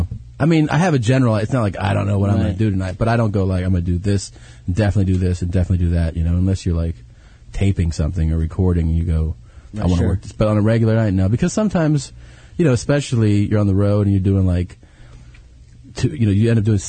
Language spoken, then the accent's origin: English; Cincinnati, Ohio, United States; also born or lived in Florida; Originally Cincinnati